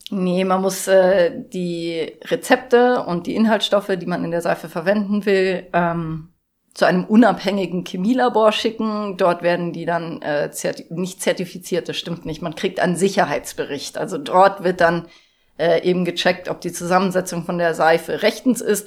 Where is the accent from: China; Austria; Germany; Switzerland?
Germany; Munich, Bavaria; now in Garmisch-Partenkirchen, Germany; Und ich komme aus München